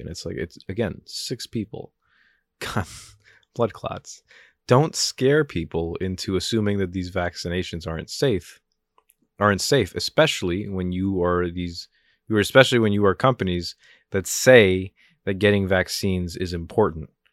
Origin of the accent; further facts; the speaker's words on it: New Jersey, United States; I'm from Jersey.